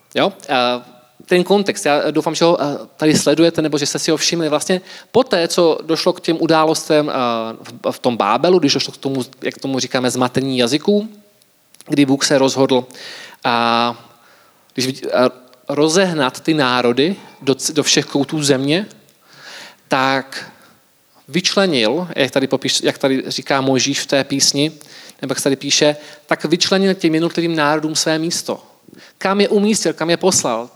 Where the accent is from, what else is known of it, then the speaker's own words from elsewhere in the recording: Czechia; jako Češi